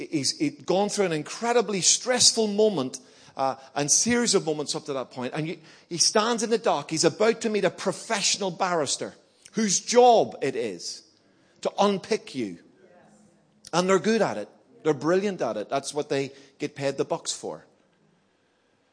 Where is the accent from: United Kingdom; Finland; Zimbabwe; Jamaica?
United Kingdom; Belfast, Northern Ireland; moved away; also born or lived in Birmingham; I grew up in Belfast, you know, during the Troubles